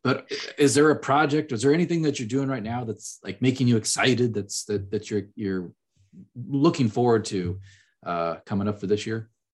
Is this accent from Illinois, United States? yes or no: yes; Illinois, United States; moved away as an adult; also born or lived in Manhattan, Kansas; I grew up in Illinois